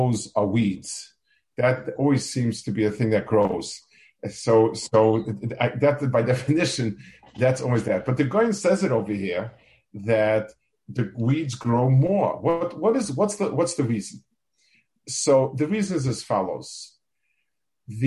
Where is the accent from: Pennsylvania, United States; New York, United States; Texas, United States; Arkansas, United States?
New York, United States; New York City; also born or lived in Jerusalem, Israel; now in Silver Spring, United States; I grew up in Lower East Side Manhattan